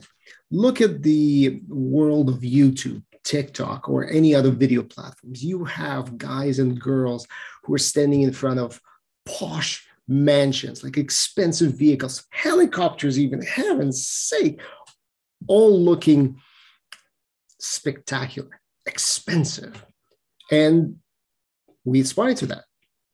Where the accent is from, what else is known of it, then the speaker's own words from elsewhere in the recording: Moscow, Russia; I'm from Moscow, Russia